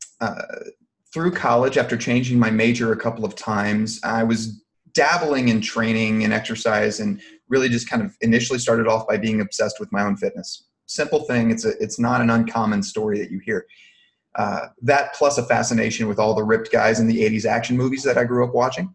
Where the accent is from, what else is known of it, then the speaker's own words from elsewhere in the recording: Louisiana, United States; accent: not so thick Cajun; moved away as an adult; also born or lived in Alabama; now in Texas, United States; I'm originally from Louisiana. I'm not sure if people can pick up on my not so thick Cajun accent, but I am from down there